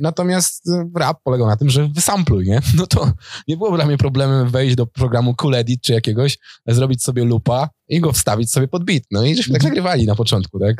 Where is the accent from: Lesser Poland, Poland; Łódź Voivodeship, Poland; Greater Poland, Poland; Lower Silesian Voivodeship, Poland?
Łódź Voivodeship, Poland; Opoczno; also born or lived in Warsaw; now in Tomaszów Mazowiecki, Poland; sam jestem z Opoczna